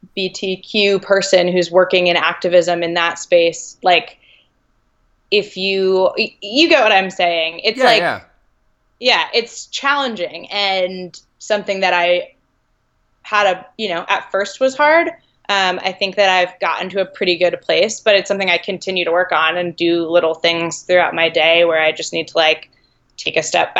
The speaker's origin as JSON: {"language": "English", "region": "New England", "country": "United States", "tie": "born or raised there", "lives_now": "California, United States", "said": "I grew up skiing in New England."}